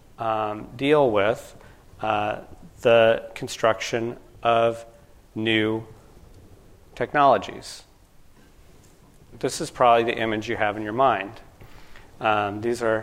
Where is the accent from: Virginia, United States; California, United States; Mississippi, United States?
California, United States; Sacramento; moved away; I'm originally from California, from Sacramento.